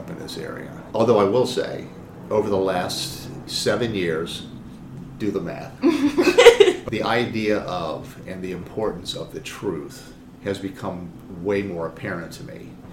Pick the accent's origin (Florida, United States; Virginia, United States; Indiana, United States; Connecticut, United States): Virginia, United States; Northern; also born or lived in Buffalo, New York / Rockville, Maryland / Richmond, Virginia; most of my life has been in Northern Virginia. It is the most influential point of my life in terms of growing up, going through middle school, high school